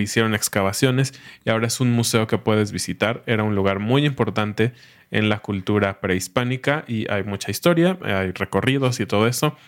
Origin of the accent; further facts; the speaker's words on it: Mexico City, Mexico; now in Querétaro, Mexico; somos originarios, así se dice a eh, las personas que no nacen ahí, originarios de la Ciudad de México. No somos queretanos, somos chilangos